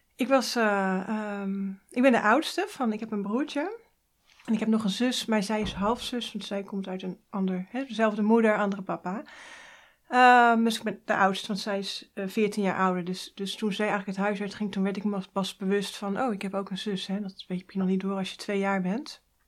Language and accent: Dutch; Hoeksche Waard, South Holland, Netherlands; In de Hoekse Waard, dat is vlak onder Rotterdam